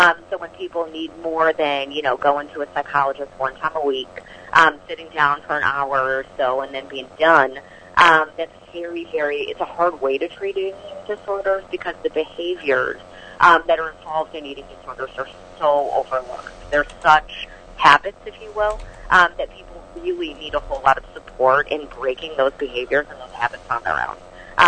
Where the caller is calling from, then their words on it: Chicago, Illinois, United States; So I'm calling in from Chicago today.